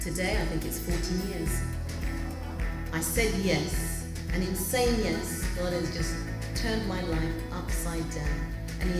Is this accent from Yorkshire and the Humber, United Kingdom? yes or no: no; London, United Kingdom; I grew up in London